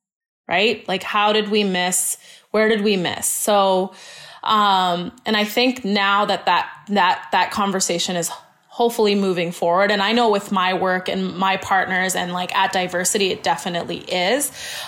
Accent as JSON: {"language": "English", "town": "Surrey", "region": "British Columbia", "country": "Canada", "tie": "born or raised there", "said": "And even me, I'm born and raised in Canada, in Surrey."}